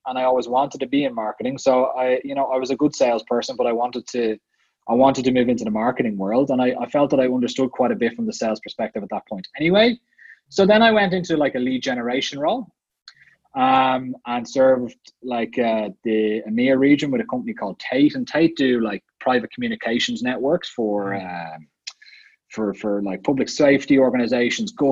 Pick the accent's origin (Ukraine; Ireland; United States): Ireland; moved away as an adult; also born or lived in Dublin / Vienna, Austria; I grew up in Ireland